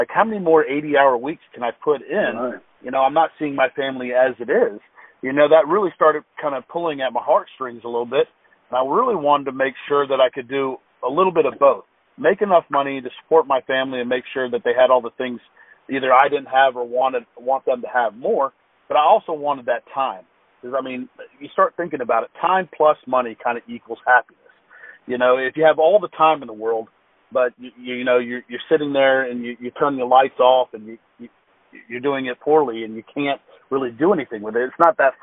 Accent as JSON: {"language": "English", "town": "Fort Walton Beach", "region": "Florida", "country": "United States", "tie": "born or raised there", "said": "I grew up in Fort Walton Beach, Florida."}